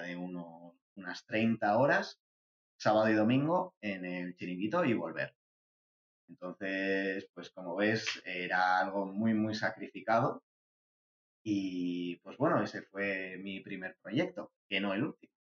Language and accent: Spanish; San Sebastián, Basque Country, Spain; soy de San Sebastián, de, de Guipúzcoa, del norte de España.